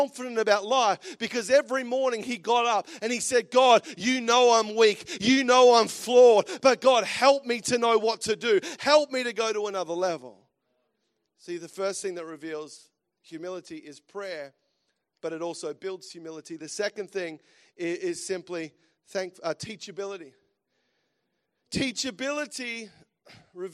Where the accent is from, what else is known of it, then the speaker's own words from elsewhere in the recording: Australia; moved away as an adult; also born or lived in United States; As Aussies, and I love being back home, and because I'm an Aussie, that's for sure, and just lived in America for, about a year and a half